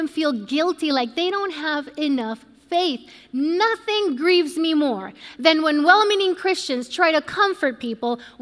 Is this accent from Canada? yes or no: no; Puerto Rico; I was born and raised in Puerto Rico